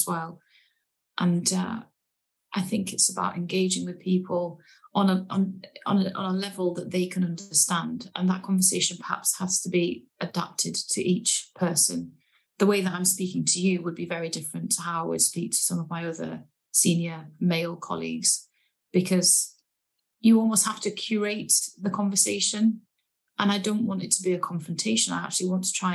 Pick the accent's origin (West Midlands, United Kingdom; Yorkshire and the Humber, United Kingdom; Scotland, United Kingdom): Yorkshire and the Humber, United Kingdom; Leeds; I was born and raised in Yorkshire. I'm a Leeds girl and I'm very proud